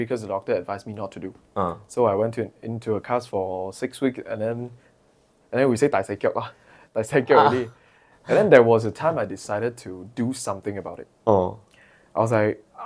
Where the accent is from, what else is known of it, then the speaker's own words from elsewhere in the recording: Perak, Malaysia; I had to go back to my hometown, Perak